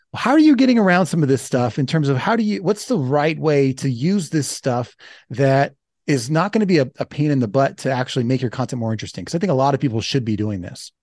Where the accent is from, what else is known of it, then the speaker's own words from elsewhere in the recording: Los Angeles, California, United States; I'm from Los Angeles